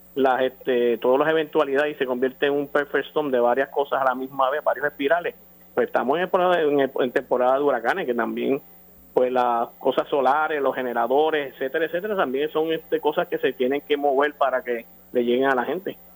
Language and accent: Spanish; Puerto Rico; Como puertorriqueños